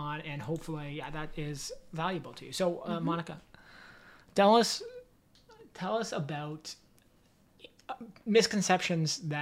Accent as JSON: {"language": "English", "country": "Canada", "tie": "born or raised there", "said": "growing up in Canada"}